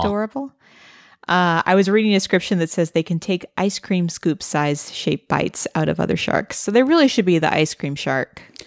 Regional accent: Missouri, United States; growing up in Missouri

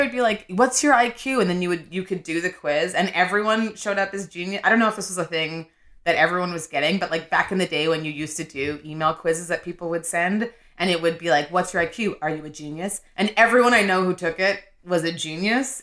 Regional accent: Winnipeg, Manitoba, Canada; moved away; also born or lived in Nigeria; I'm from Winnipeg

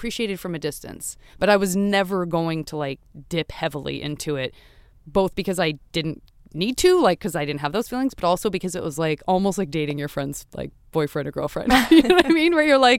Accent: Los Angeles, California, United States; I'm from Los Angeles. You know what I mean? So it's like... Okay, then I respond. I'm like, a native.

